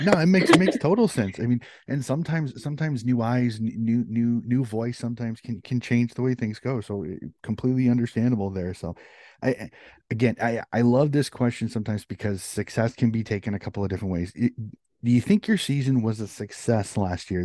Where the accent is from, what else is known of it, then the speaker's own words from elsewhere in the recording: United States; as an American